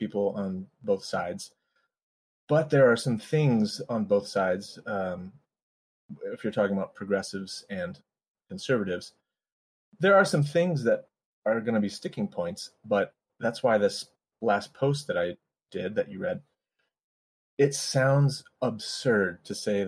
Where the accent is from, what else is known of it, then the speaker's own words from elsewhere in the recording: Colorado, United States; moved away as an adult; now in Los Angeles, United States; I live in LA, but I grew up mostly in Colorado